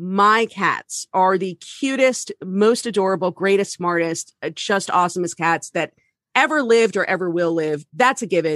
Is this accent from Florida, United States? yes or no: yes; Florida, United States; My home state takes a lot of abuse, but I've always been very proud to be